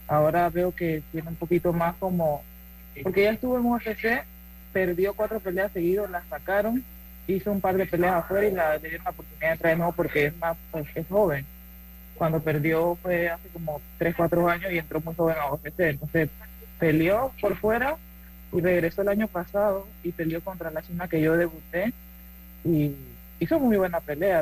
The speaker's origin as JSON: {"language": "Spanish", "country": "Panama", "moved": "as an adult", "lives_now": "United States", "said": "soy la única panameña"}